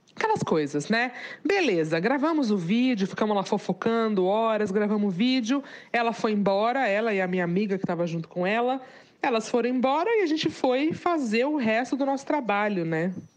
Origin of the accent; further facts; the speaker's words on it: Santos, São Paulo, Brazil; eu sou de Santos